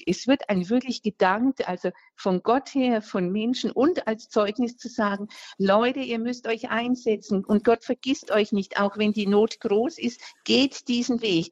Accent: Franconia, Diocese of Würzburg, Bavaria, Germany; ich bin jetzt äh, aus Franken, aus äh, ähm, äh, Diözese Würzburg

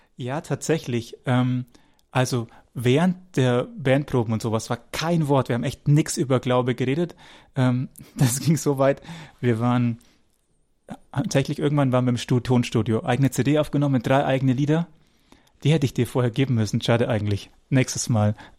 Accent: Wemding, Bavaria, Germany; Wemdings übrigens mein Geburtsort, wo Rainer jetzt gerade wohnt, da bin ich geboren

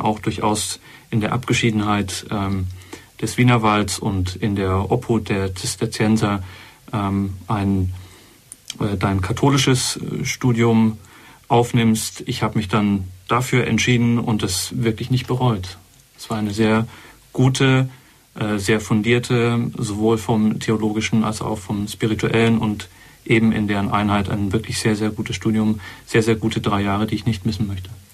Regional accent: Berlin, Germany; moved away as an adult; also born or lived in Gotha, Thuringia / Heiligenkreuz, Austria; Mit elf Jahren ist die Familie nach Berlin gezogen. Ich bin also dort mehr oder weniger groß geworden

